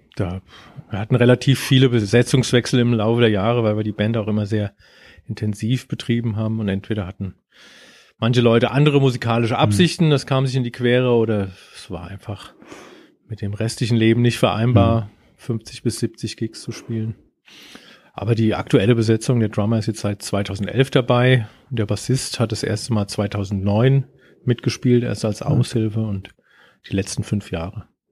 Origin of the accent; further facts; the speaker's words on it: Germany; ich komme aus Deutschland.